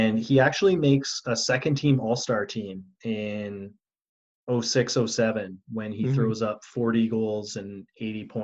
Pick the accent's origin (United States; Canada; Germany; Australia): Canada; Edmonton, Alberta; my hometown team here